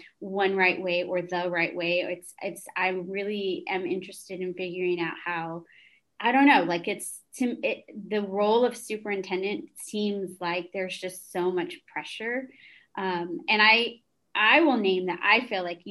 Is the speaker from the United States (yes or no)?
yes; San Antonio, Texas, United States; also born or lived in Lubbock; I was born and raised in San Antonio